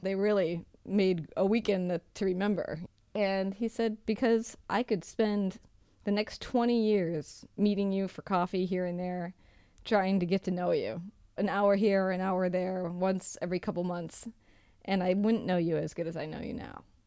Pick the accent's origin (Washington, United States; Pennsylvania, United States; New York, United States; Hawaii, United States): Washington, United States; Seattle; moved away; I come from Seattle